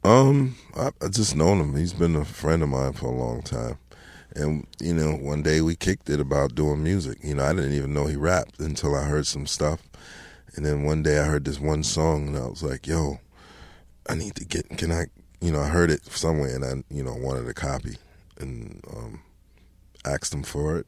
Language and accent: English; Mount Vernon, New York, United States; also born or lived in Bronx, New York; moved from the Bronx when I was about seven, eight years old, and, you know, lived in Mount Vernon ever since then